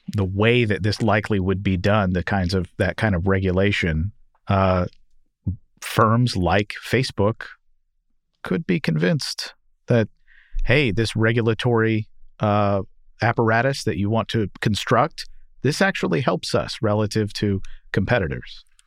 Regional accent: Louisville, Kentucky, United States; in my hometown, Louisville, Kentucky

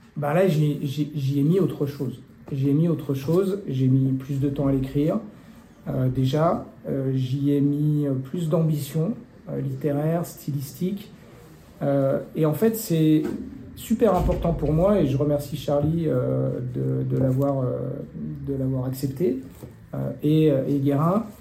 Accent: Tarentaise, vallée des Belleville, Auvergne-Rhône-Alpes, France; now in Annecy, France; j'ai grandi en Tarentaise, dans la vallée des Belles-Villes

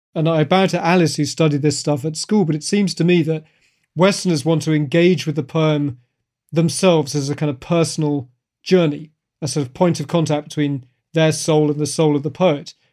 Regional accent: United Kingdom; now in Beijing, China; as a British kid

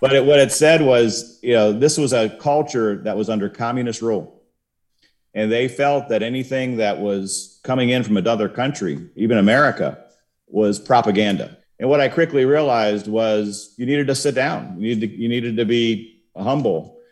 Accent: Cincinnati, Ohio, United States; moved away as an adult; also born or lived in Warsaw, Poland; I grew up in Cincinnati, but I wound up, uh, moving nine times and coming back to Cincinnati four times

